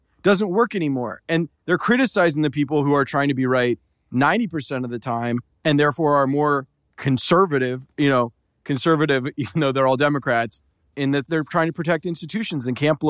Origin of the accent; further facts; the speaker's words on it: Macon, Georgia, United States; I grew up in Macon, Georgia, around Republicans.